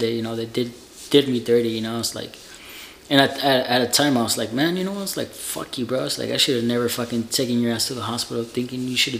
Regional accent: Utah, United States; I'm like, I'm from Utah, bro.

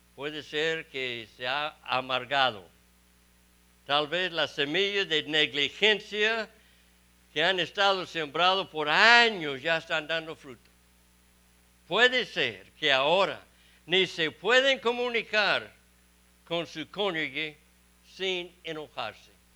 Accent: Texas, United States; also born or lived in Mexico; soy de Texas y estoy en Mississippi

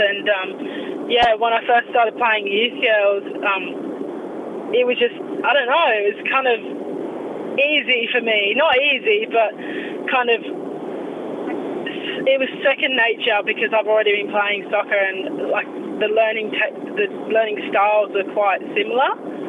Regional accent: Australia; also born or lived in England; Well, I moved over when I was 6. Moved over to Australia

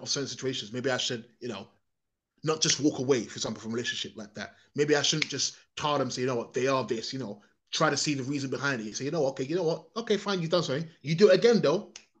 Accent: England, United Kingdom; I'm a foreigner, whether I like it or not. My origins aren't from here

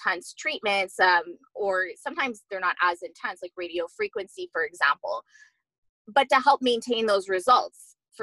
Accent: Montreal, Quebec, Canada; also born or lived in Vancouver; I'm actually from Montreal

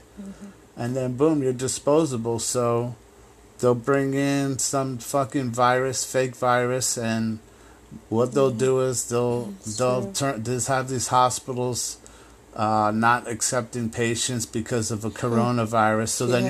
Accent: Ireland; I was raised Catholic in Ireland

